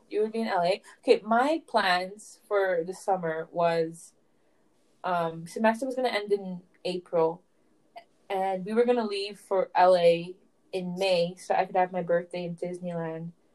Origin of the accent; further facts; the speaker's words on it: Canada; I'm from Canada